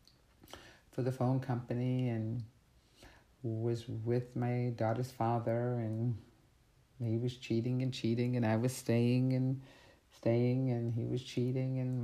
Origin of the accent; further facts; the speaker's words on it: Canton, Massachusetts, United States; also born or lived in Boston, Massachusetts / Brockton, Massachusetts; we moved from Canton as a teenager to Brockton